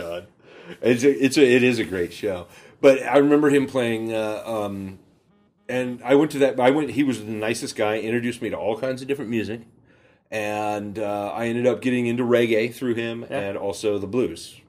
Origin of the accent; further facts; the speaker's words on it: Burlington, Washington, United States; also born or lived in Bellingham, Washington; So I grew up in Burlington